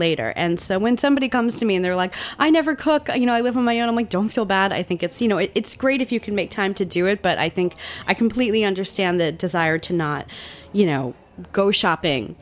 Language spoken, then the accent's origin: English; Central New Jersey, United States; moved away; I grew up in Central Jersey.